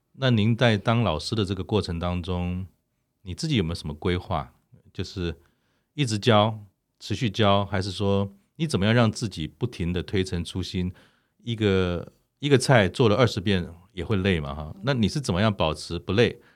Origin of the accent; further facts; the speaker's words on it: Taiwan; 我们已经在台湾长大